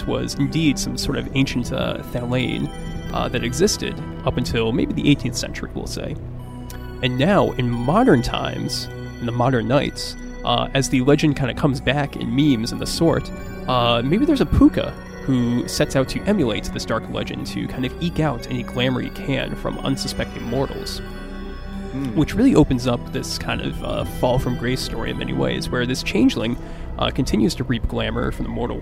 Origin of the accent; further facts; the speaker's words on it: Glastonbury, Connecticut, United States; I grew up in Glastonbury, Connecticut in the United States